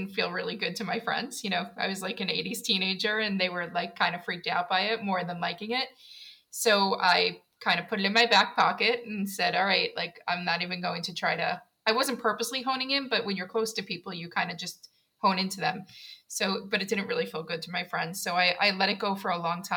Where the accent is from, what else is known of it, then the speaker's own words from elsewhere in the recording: New York City, New York, United States; now in South Carolina, United States; I'm from Queens, New York